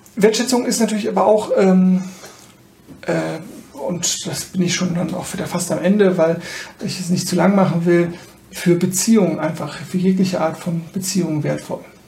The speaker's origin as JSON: {"language": "German", "country": "Germany", "said": "besonders als Deutsche"}